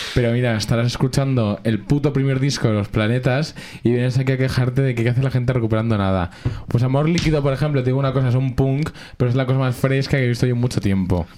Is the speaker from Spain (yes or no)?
yes; Alcorcón, Community of Madrid, Spain; Yo soy igual de inmigrante siendo de Alcorcón